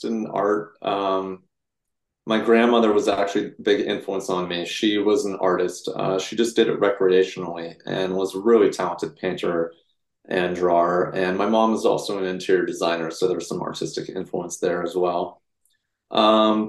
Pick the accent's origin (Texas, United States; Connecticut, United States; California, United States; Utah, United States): California, United States; Bay Area; I was born and raised in the Bay Area